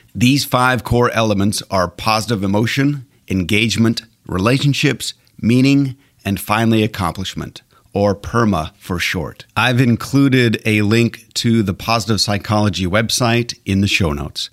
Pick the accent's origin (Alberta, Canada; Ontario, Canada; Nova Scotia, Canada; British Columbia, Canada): Alberta, Canada; now in United States; I was born and raised in Alberta, Canada